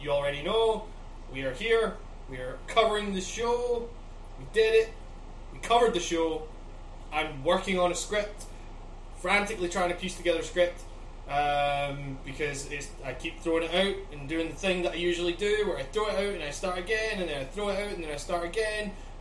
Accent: Scotland, United Kingdom; moved away; I'm from Scotland

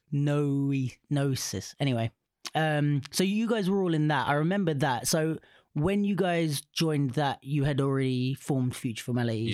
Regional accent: United Kingdom; I'm on the edge of London

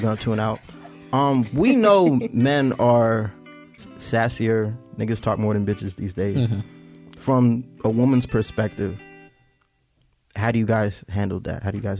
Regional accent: Orlando, Florida, United States; we're both from Silver Star, or we're both from Orlando.

